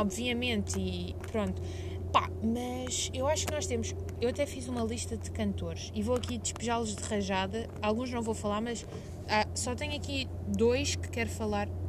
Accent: Lisbon, Portugal; accent: Lisbon; também dizem que as pessoas de Lisboa têm o sotaque, mas para nós é normal

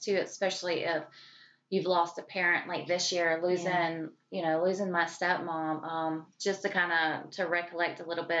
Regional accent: the South, United States; accent: Southern twang; So we're from the South, and the throwdown goes extremely deep when it comes to hereditary cooking.

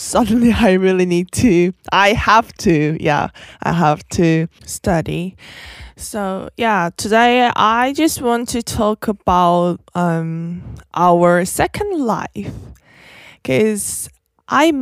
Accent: South Korea; from South Korea

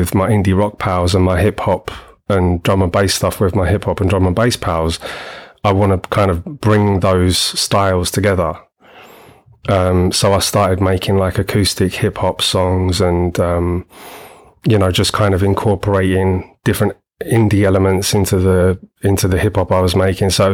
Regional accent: London, United Kingdom; moved away as an adult; now in Oxfordshire, United Kingdom; I'm originally from London. Well, grew up in Greater London pretty much all my life.

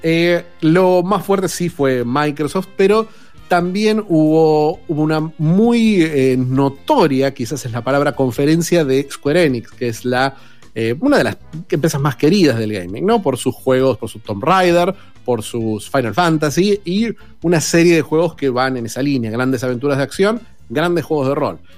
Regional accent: Argentina; como todo argentino

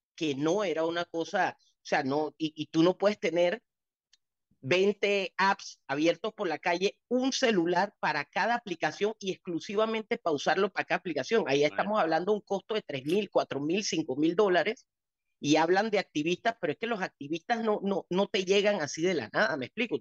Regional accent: Panama; el país donde yo he crecido y donde he gastado hasta mi último centavo y donde nacieron mis hijas

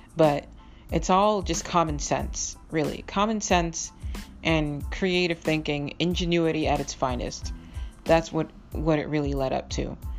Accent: Boston, Massachusetts, United States; also born or lived in Miami, Florida / Minnesota; I grew up in Boston, Massachusetts and I lived in Minnesota for a while, actually, um, originally from Miami, Florida

